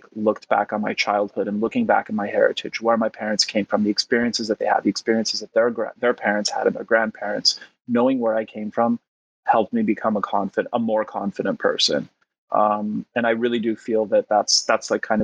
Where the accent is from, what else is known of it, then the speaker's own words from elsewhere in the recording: Montreal, Quebec, Canada; first language Polish; English is a second language; moved away; also born or lived in West Virginia, United States; I moved to West Virginia with my parents, and my sister stayed behind in Montreal